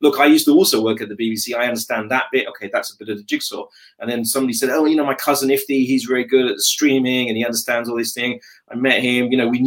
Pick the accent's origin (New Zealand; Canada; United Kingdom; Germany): United Kingdom; London; I'm born in London. I'm very proudly British. I'm a Londoner.